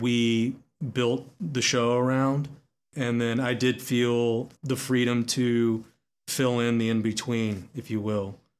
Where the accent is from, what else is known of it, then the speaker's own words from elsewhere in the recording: Texas, United States; Growing up in Texas